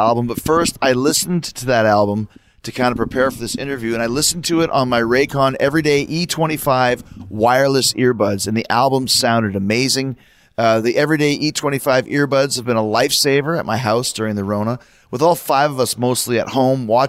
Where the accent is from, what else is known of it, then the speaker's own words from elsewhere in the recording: Winnipeg, Manitoba, Canada; I'm from Winnipeg up in Canada